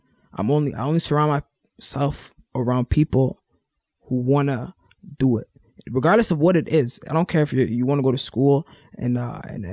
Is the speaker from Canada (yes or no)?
yes; Ottawa, Ontario, Canada; I'm from Ottawa.